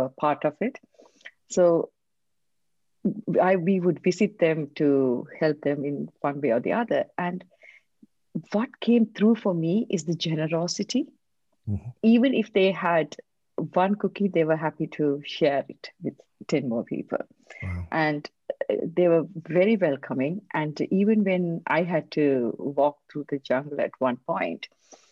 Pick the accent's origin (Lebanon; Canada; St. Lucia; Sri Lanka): Sri Lanka; English is a second language; also born or lived in Bangalore, India; now in United Kingdom; I am from Sri Lanka. As a child, I grew up there in a war zone